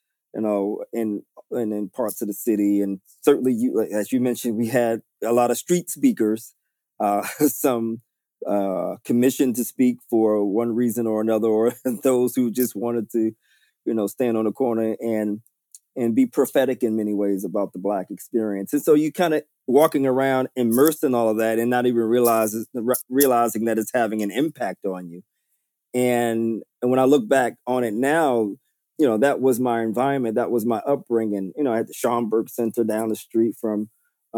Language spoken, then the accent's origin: English; New York City, New York, United States; I was born and raised in New York City, and specifically Harlem